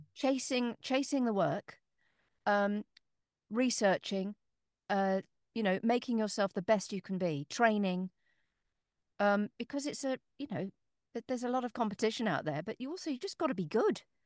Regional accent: Northamptonshire, East Midlands, United Kingdom; moved away; I was born in Northamptonshire

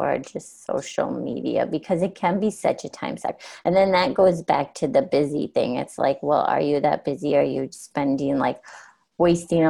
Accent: South Dakota, United States; moved away; I'm originally from South Dakota

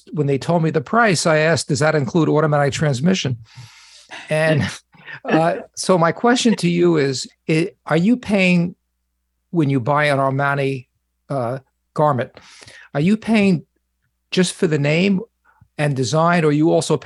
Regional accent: New York, United States; now in Santa Barbara, United States; I'm from New York

